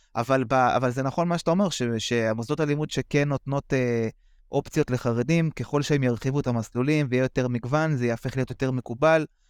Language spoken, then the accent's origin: Hebrew; Bnei Brak, Tel Aviv District, Israel; גדלתי בבני ברק